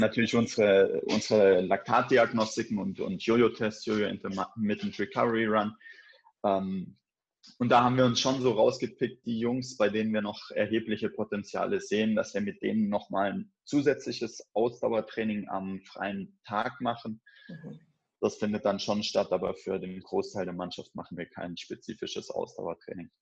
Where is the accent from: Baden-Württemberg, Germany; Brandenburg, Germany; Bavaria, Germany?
Baden-Württemberg, Germany; moved away as an adult; also born or lived in Cologne; now in Wolfsburg, Germany; Ich bin in Baden-Württemberg aufgewachsen, bin nach der Schule dann nach Köln gezogen